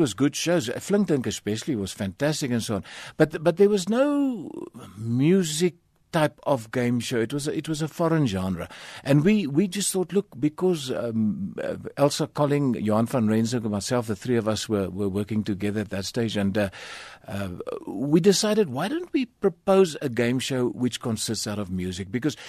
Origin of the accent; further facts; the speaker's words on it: Kleinzee, Northern Cape, South Africa; My dad worked on the mines. He was a prospector on the mines. And I was born in Springbok because Clancy didn't have a hospital.